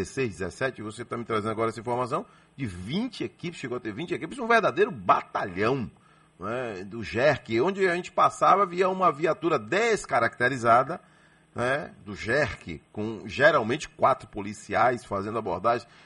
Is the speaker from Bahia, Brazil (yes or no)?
yes; Salvador, Bahia, Brazil; Sou, sou daqui de Salvador.